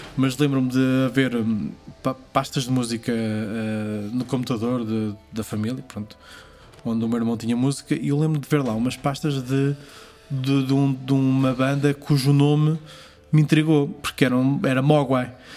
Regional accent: Portugal; moved away as an adult; also born or lived in Hamburg; o baile de São Silvestre, porque é a minha aldeia

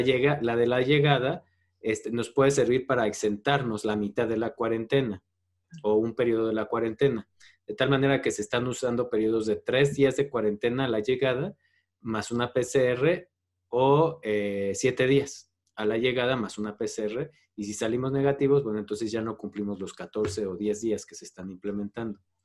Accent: Mexico; como mexicanos debemos

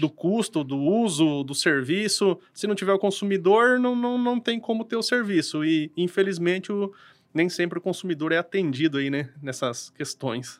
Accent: Cambira, Paraná, Brazil; eu ali sou da cidade de Cambira ali e trabalho aqui em Apucarana

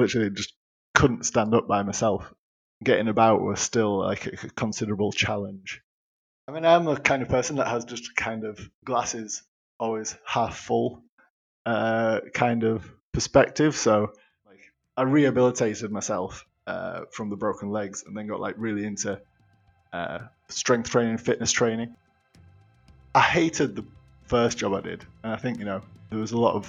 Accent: Yorkshire and the Humber, United Kingdom; I'm being from Yorkshire

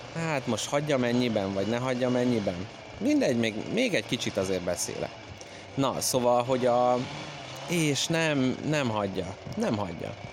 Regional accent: Hungary; jó magyarként

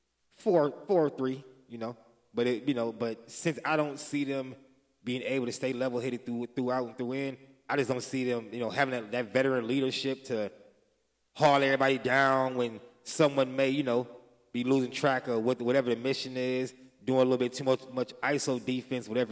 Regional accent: Minnesota, United States; born or raised there

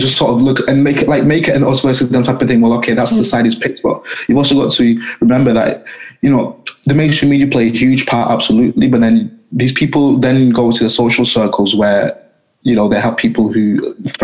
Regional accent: Leigh, North West England, United Kingdom; I'm from a small town called Lee, which is just outside of Manchester.

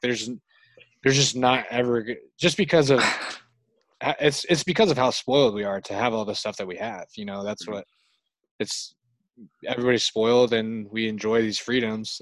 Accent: United States; I'm from the United States.

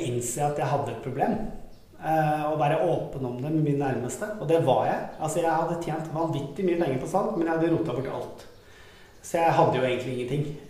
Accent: Skedsmokorset, Akershus, Norway; also born or lived in Sandnes / Stavanger; vokste opp på Skedsmokorset-området

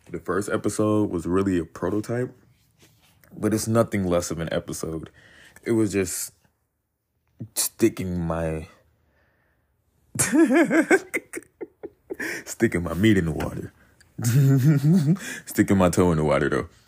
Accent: North Carolina, United States; born there; I'm 21 I was born in North Carolina. Military kid, by the way, so been moving around a lot.

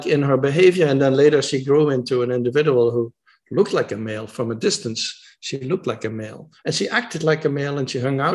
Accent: Netherlands; I'm from the Netherlands, of Dutch men

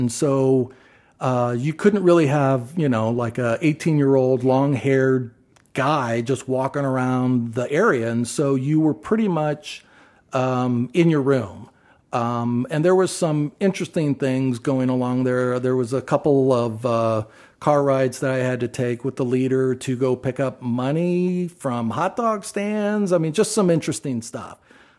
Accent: Athens, Ohio, United States; No, I grew up in Athens, Ohio, where Ohio University is, and that's where I was

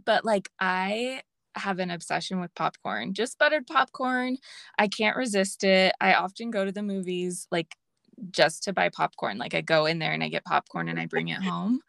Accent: Los Angeles, California, United States; I grew up in LA, and so that's my home base

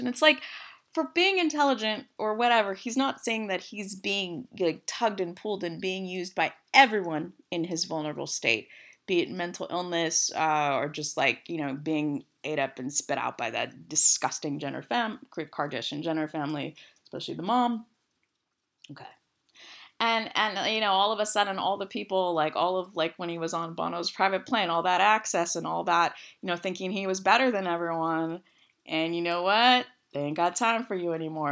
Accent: West Coast, United States; I'm from the West Coast. I said hella

